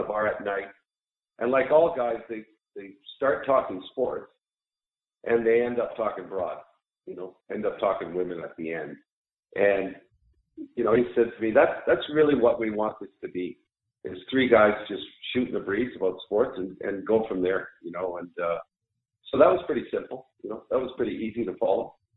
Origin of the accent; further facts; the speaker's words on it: Sudbury, Ontario, Canada; moved away; also born or lived in Ottawa, Ontario / Edmonton, Alberta; I I grew up in Sudbury, Ontario, is where I'm from